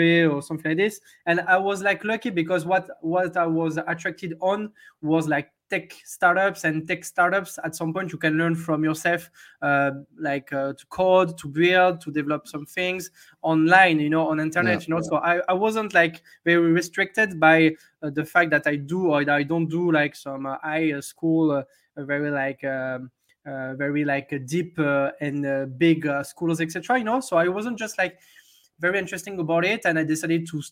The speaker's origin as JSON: {"language": "English", "town": "Hossegor", "region": "Nouvelle-Aquitaine", "country": "France", "also_born_or_lived": "London", "moved": "yes", "lives_now": "Paris, France", "said": "I'm from a little town in the southwest of France. The name of the town is Osegor"}